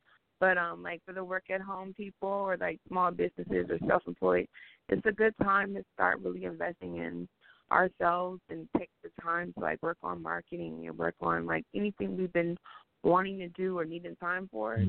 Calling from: Milwaukee, Wisconsin, United States; I'm calling from Milwaukee.

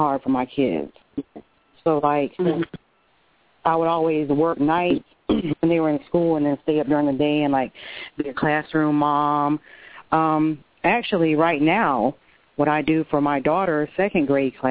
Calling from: Tallahassee, Florida, United States; I'm calling from Florida, Tallahassee

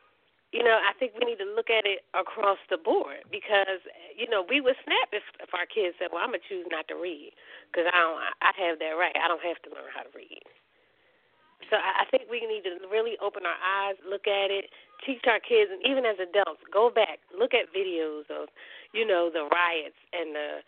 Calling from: Philadelphia, Pennsylvania, United States; Hi, this is …. I'm calling from Philadelphia.

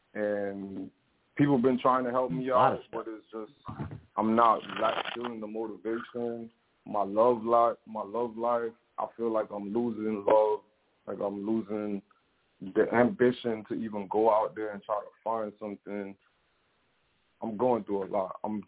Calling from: Florida, United States; Hey, I'm calling from Florida.

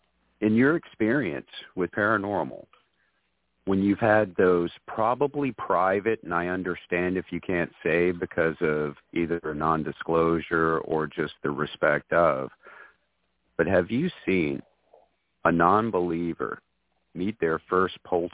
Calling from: Winyah Bay, South Carolina, United States; I'm calling from Winyaw Bay, South Carolina.

